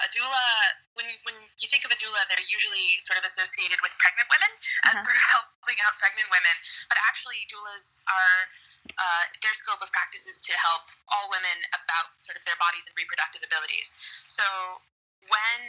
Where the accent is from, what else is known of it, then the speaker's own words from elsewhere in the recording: New York City, New York, United States; accent: American; moved away as an adult; also born or lived in Scotland; now in South Korea; I'm American. I'm from New York City, and I lived in Scotland for about 2 years, and now I'm living in South Korea